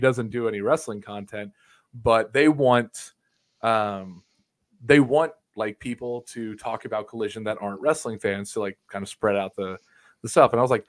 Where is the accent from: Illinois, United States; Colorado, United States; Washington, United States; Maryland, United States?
Illinois, United States; You guys are from Indiana. You're treating me. I'm from Illinois. You guys are treating me like a Hoosier, man.